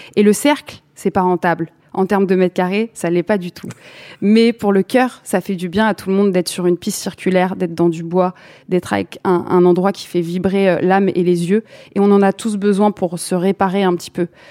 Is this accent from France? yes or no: yes; Saint-Denis, Île-de-France, France; j'ai grandi à Saint-Denis